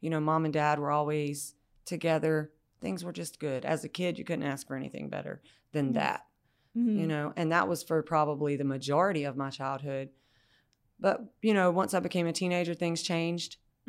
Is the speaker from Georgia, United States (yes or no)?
yes; Brooklet, Georgia, United States; now in Garden City, United States; I live in Garden City now. I grew up in Brooklet, Georgia, the Bullock-Bryan County. So kind of in the country, kind of different from where I am now.